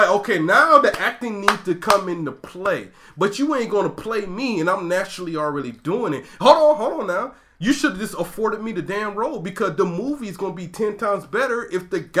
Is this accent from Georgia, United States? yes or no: yes; Brunswick, Georgia, United States; I'm from Brunswick, Georgia